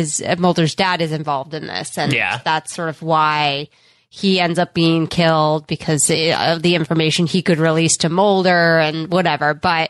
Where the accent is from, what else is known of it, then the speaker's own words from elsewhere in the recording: Northeast, United States; we grew up in the Northeast and we just don't have snakes, like, out here.